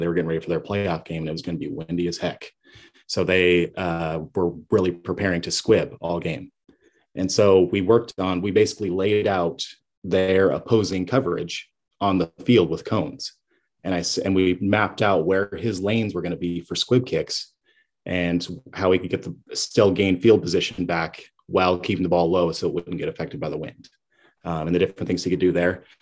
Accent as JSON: {"language": "English", "town": "Kalispell", "region": "Montana", "country": "United States", "tie": "born or raised there", "moved": "yes", "said": "I'm from Kalispell, Montana. Originally, I played at Flathead High School."}